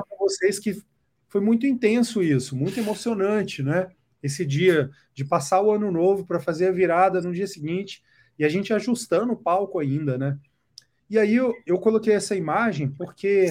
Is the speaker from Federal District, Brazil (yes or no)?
yes; Brasília, Federal District, Brazil; now in São Paulo, Brazil; Eu que nasci em Brasília, cresci em Brasília